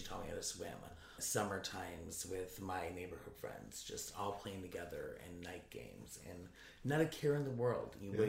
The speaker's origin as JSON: {"language": "English", "town": "Naperville", "region": "Illinois", "country": "United States", "tie": "born or raised there", "said": "I grew up in Naperville."}